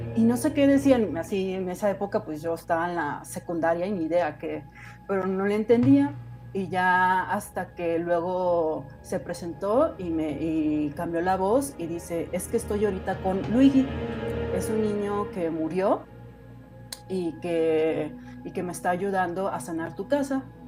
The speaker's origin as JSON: {"language": "Spanish", "region": "Guanajuato", "country": "Mexico", "tie": "born or raised there", "moved": "as an adult", "lives_now": "Mexico City, Mexico", "said": "Yo soy originaria de Guanajuato, no sé si lo conozcan, de Guanajuato Capital"}